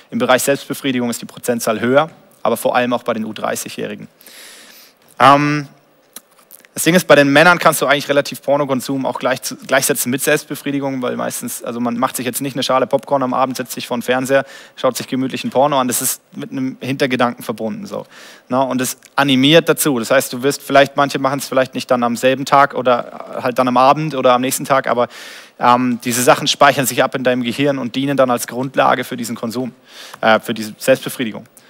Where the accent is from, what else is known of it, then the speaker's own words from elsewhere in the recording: Germany; als Deutscher